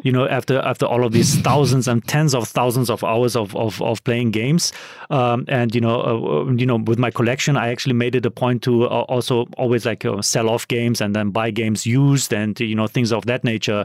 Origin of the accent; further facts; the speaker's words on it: Germany; moved away; so I'm from Europe, so I'm from Germany